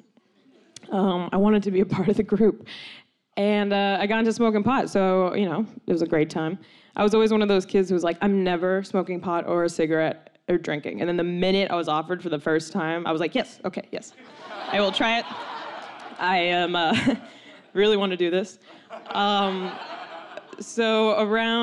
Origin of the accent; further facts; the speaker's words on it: Palm Springs, California, United States; I grew up in Palm Springs, California